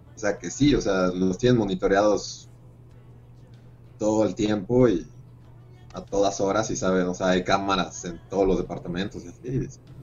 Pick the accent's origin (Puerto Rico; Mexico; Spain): Mexico